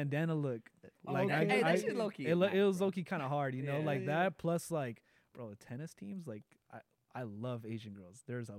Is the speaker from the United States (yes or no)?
no; Mexico; We grew up really poor in Mexico.